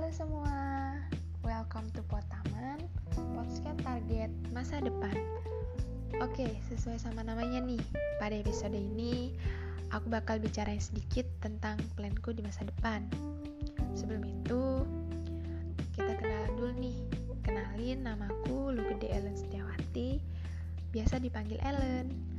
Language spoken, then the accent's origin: Indonesian; Indonesia; aku lahir di Rahamurti, dua puluh tiga Juni dua ribu tiga